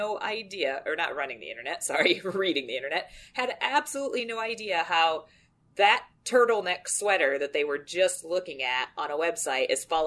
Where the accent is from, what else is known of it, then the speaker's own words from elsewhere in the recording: United States; the American in this delightful trio here